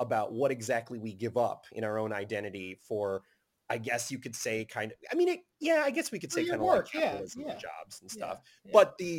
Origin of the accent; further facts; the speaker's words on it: Chicago, Illinois, United States; and I'm from Chicago